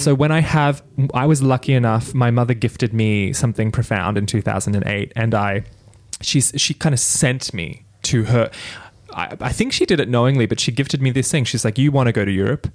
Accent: Australia; white Australian of Irish and British heritage

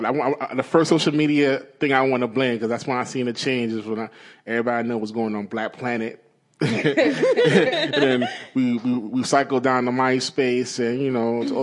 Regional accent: Brooklyn, New York, United States; So growing up in Brooklyn, like you see a certain kind of person that is always going to holler.

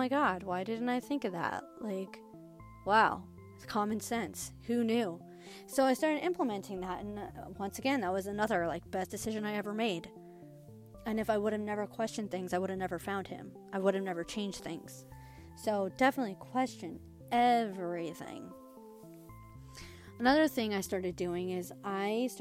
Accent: Midwest, United States; I'm from the Midwest.

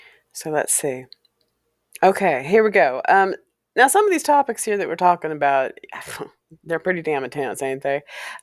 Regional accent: Walla Walla, Washington, United States; the house on Valencia Street, was a house I grew up in Walla Walla, Washington, many decades ago, several decades ago.

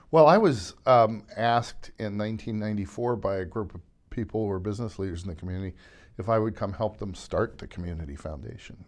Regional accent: Centre County, Pennsylvania, United States; moved away as an adult; now in Berks County, United States; my wife and I were both born and raised in Center County

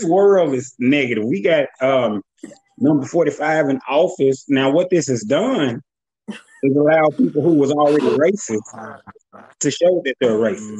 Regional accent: Memphis, Tennessee, United States; So my, you know, I got a diverse audience because I am from Memphis.

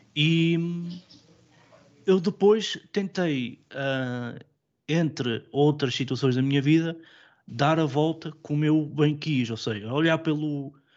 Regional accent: Coimbra, Centro, Portugal; Sou natural de Coimbra

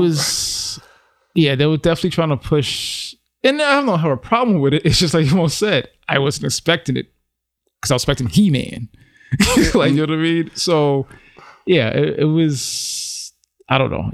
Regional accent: New York, United States; born and raised in New York

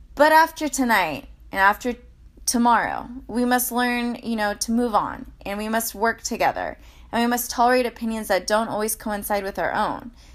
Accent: United States; we're all American

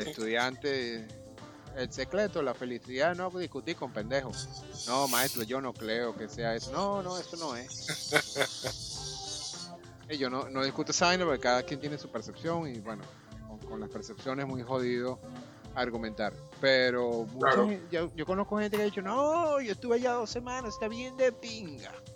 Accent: Venezuela; now in Panama; yo para hacerme panameño tengo que renunciar a la nacionalidad venezolana

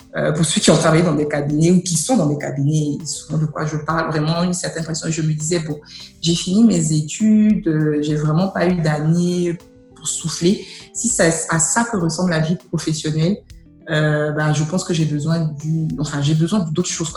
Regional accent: Côte d’Ivoire; also born or lived in United States; chez nous en Côte d'Ivoire

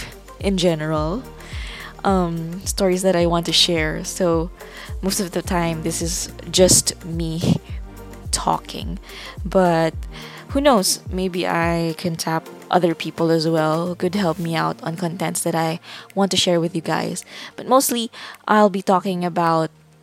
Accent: Philippines; I'm from the Philippines

